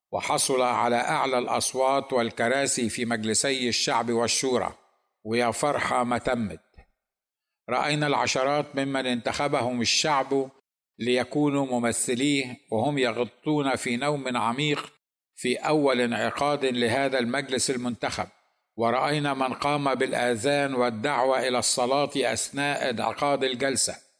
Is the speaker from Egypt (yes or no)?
yes; Egypt